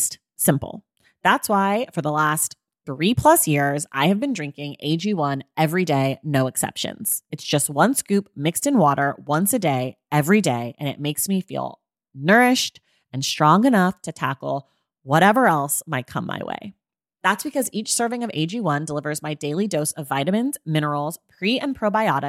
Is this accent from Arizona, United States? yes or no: no; California, United States; I grew up in California